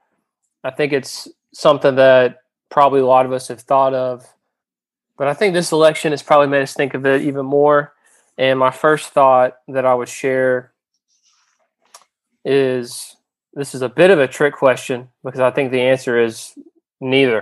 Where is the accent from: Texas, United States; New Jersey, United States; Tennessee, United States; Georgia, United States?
Georgia, United States; also born or lived in South Carolina; now in New Orleans, United States; I'm originally from Georgia. And lived in South Carolina for a little bit. Now I've been living in the New Orleans area since 2014